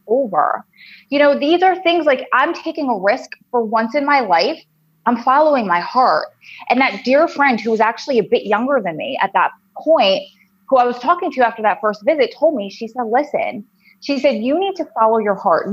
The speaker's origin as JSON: {"language": "English", "area": "originally Long Island", "region": "New Jersey", "country": "United States", "also_born_or_lived": "Wilmington, North Carolina", "accent": "New Jersey drawl", "said": "I'm from New Jersey, and you'll be able to tell from my crazy New Jersey drawl accent that I can't get rid of and I hate. Um, originally, I'm from Long Island"}